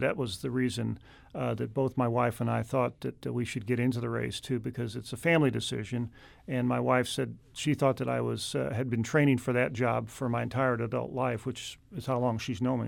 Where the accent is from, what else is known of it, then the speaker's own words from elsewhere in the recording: Meacham Park, Missouri, United States; my hometown of, in Meacham Park